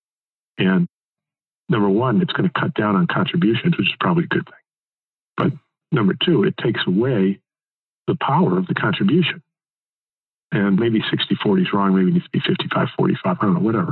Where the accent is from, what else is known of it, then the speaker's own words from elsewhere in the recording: Connecticut, United States; when I grew up in Connecticut